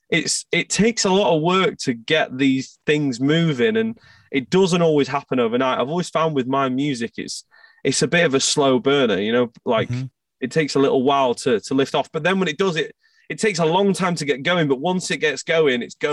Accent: Scotland, United Kingdom; we had gone to Scotland because I'm from Scotland

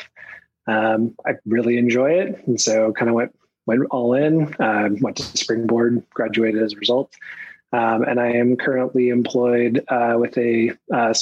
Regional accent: Portland, Oregon, United States; I'm from Portland, Oregon.

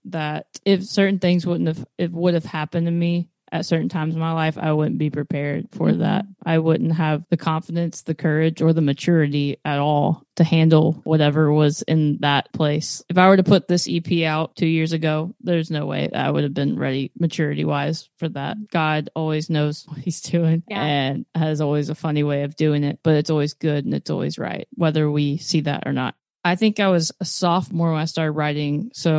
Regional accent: Texas, United States; now in Nashville, United States; I Southeast Texas. So I moved here actually to not

